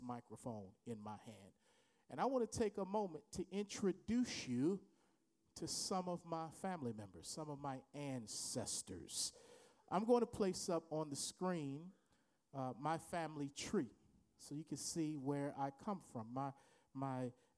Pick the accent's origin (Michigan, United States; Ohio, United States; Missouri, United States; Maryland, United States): Maryland, United States; Baltimore; I went to his church growing up in Baltimore, Maryland